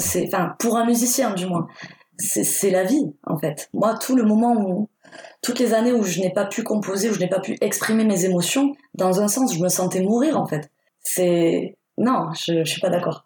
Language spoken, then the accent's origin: French; Perpignan, Occitania, France; also born or lived in Spain; je viens des Pyrénées-Orientales. C'est situé à la frontière espagnole. Je suis née à Perpignan